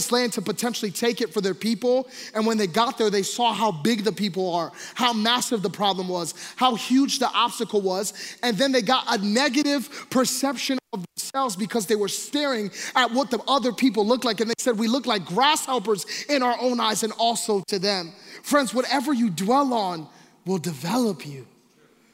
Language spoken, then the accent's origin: English; Philadelphia, Pennsylvania, United States; I grew up in Philadelphia